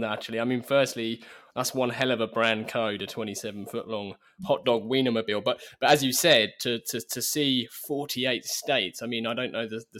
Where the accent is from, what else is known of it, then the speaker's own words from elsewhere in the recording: United Kingdom; I suppose as a Brit, that really stands out.